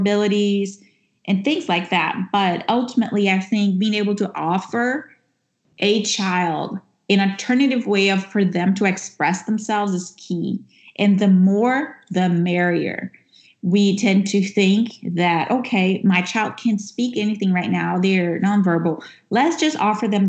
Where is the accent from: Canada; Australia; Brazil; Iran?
Brazil; now in United States; even though I'm speaking from the U.S., which is where I live right now, I'm originally from Brazil